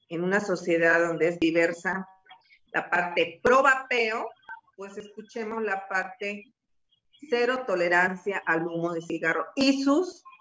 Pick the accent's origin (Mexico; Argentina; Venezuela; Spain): Mexico; San Luis Potosí; yo soy ciudadana de San Luis Potosí.